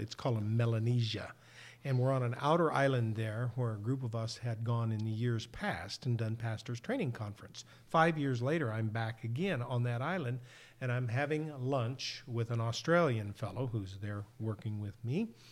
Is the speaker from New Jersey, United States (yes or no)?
no; Indiana, United States; I grew up in Indiana